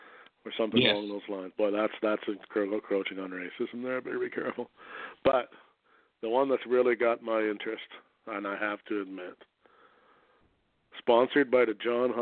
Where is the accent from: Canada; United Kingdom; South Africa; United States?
Canada; Oh, I'm a Canadian, I can't.